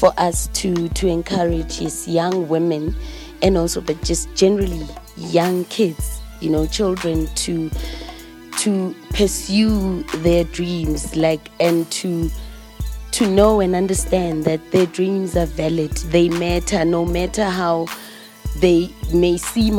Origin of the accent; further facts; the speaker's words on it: Vosloorus, Gauteng, South Africa; I grew up in Vosloorus.